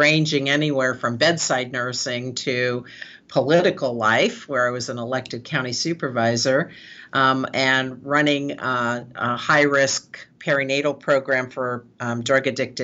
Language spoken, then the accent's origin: English; San Francisco, California, United States; I'm born and raised in San Francisco. I'm a fifth generation San Franciscan